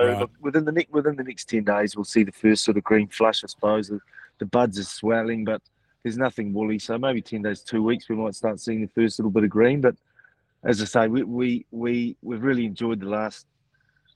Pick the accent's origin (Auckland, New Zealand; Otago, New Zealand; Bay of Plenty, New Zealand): Auckland, New Zealand; moved away as an adult; also born or lived in Roseworthy, South Australia; now in Australia; I grew up in Auckland